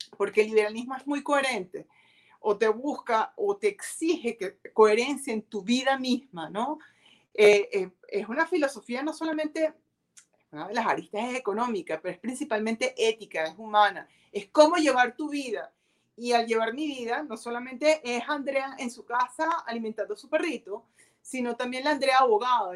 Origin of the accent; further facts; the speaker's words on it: Venezuela; yo vivo en Venezuela, no pretendo todavía migrar